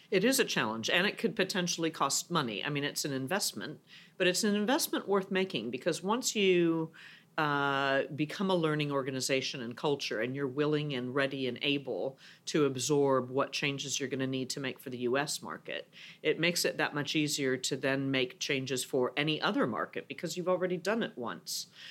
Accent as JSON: {"language": "English", "country": "United States", "moved": "as an adult", "lives_now": "Europe", "said": "as an American"}